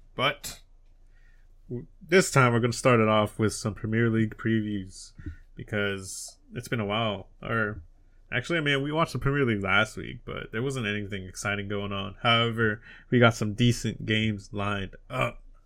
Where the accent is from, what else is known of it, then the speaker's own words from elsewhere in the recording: United States; I'm American